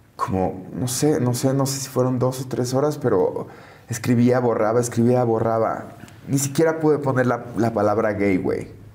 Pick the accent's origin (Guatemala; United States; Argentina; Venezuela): United States; McAllen, Texas; moved away; also born or lived in Mexico / Los Angeles; en McAllen, pues de justo de donde yo soy